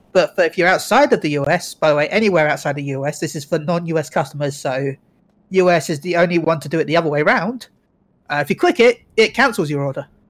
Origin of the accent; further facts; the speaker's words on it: England, United Kingdom; I'm British